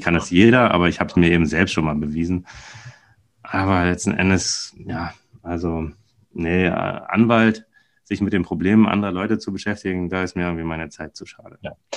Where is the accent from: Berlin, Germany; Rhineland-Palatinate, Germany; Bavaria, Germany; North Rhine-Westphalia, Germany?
Berlin, Germany; also born or lived in Weilheim in Oberbayern; ich bin ja Berliner, also damals Westberliner und dann bin ich in den Osten gezogen, als dann die, die Mauer fiel